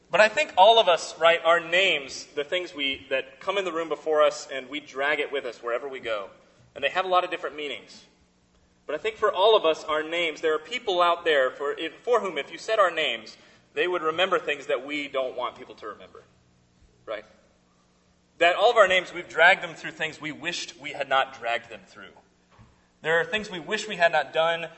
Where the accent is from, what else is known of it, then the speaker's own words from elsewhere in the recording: South Carolina, United States; I'm from South Carolina